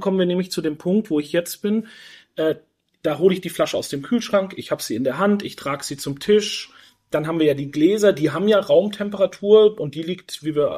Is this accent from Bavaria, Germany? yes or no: yes; Franconia, Bavaria, Germany; now in Switzerland; war dann aber einige Jahre in Franken, in meiner Heimat